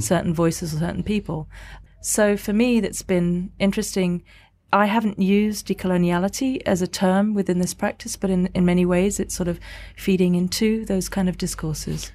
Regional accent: Singapore; now in London, United Kingdom; I'm an artist based in, in London. I'm from Singapore originally.

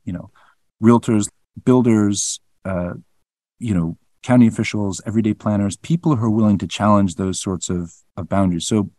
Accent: Reisterstown, Maryland, United States; As I said, I grew up in Reisterstown

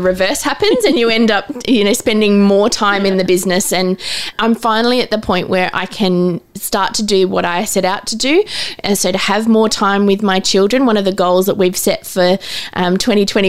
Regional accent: Adelaide, South Australia, Australia; now in Newcastle, Australia; My husband and I, we grew up in Adelaide. So all of our family is down in Adelaide.

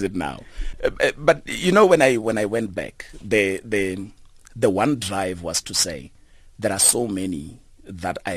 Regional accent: Muduruni village, Limpopo, South Africa; moved away; also born or lived in Johannesburg; I grew up in the Limpopo province, a village called Muduruni

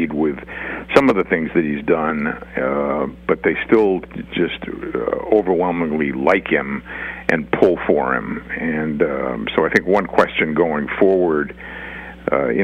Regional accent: Boston, Massachusetts, United States; I'm from Boston and Massachusetts, a blue state

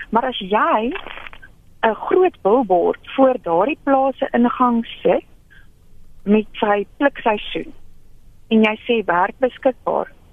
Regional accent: South Africa; ek kom van Suid-Afrika

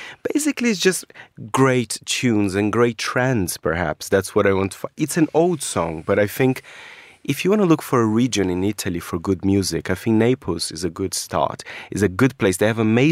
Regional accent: Brazil; moved away; my home country

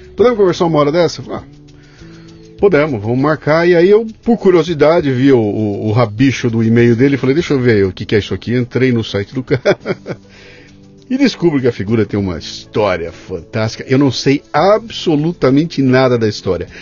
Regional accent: Bauru, São Paulo, Brazil; eu sou de Bauru e Bauru é uma cidade absolutamente plana

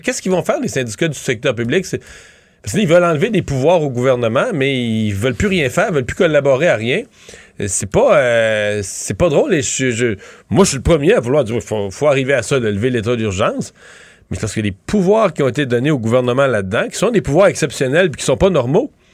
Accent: Rivière-du-Loup, Quebec, Canada; moved away as an adult; also born or lived in Montreal; je viens de Rivière-du-Loup

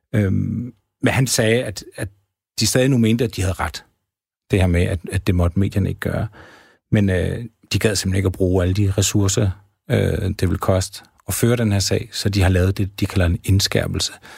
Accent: Havdrup, Zealand, Denmark; jeg kommer selv fra Havdrup

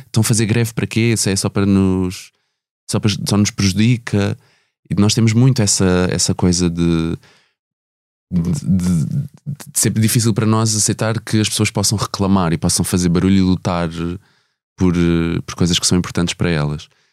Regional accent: Ribatejo, Portugal; first language Portuguese; tanto eu como a Simone somos do Ribatejo

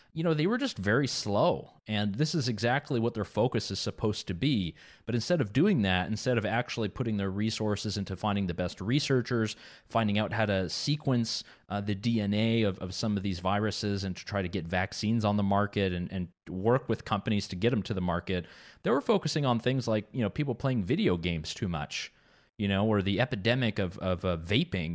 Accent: Quebec, Canada; not far from my hometown in Quebec

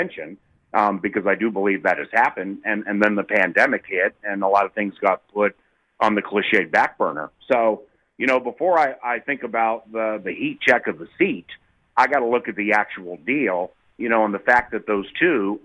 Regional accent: Washington, District of Columbia, United States; now in Minnesota, United States; growing up in Washington, D.C.

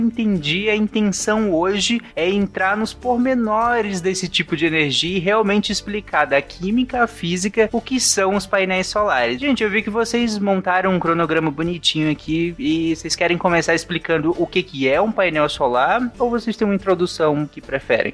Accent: Pará, Brazil; crescendo lá no Pará

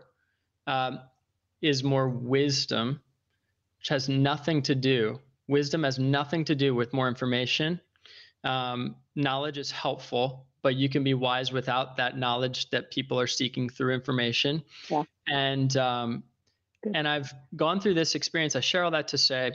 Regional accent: Northern Virginia, United States; moved away as an adult; also born or lived in New York; I was raised in Northern Virginia, outside of Washington, D.C.

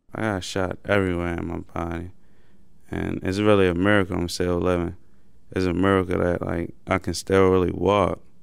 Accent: Baltimore, Maryland, United States; I grew up on West Baltimore

